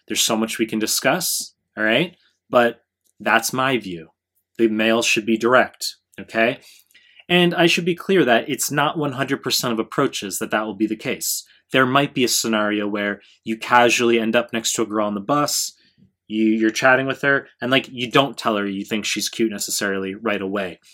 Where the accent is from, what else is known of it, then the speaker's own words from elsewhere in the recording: New York, United States; now in Japan; I'm from, I'm from New York 'cause I'm in Japan